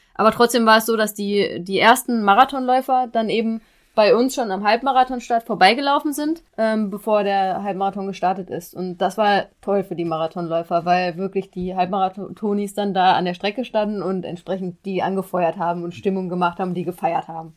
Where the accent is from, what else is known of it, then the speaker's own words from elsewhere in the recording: Xanten, North Rhine-Westphalia, Germany; now in Dresden, Germany; in meiner Heimat, also oder ganz nah an meiner Heimat dran. In Xanten bin ich zur Schule gegangen